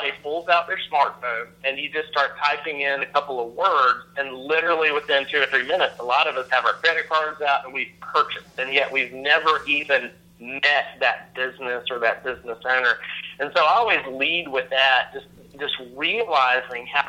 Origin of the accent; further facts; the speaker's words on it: North Carolina, United States; moved away as an adult; also born or lived in Raleigh, North Carolina / Cary, North Carolina; now in Atlanta, United States; I'm from North Carolina